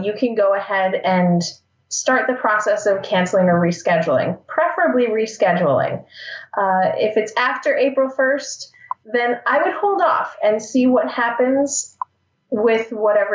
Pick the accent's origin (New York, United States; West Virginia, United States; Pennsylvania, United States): Pennsylvania, United States; Scranton; I am from beautiful Scranton, Pennsylvania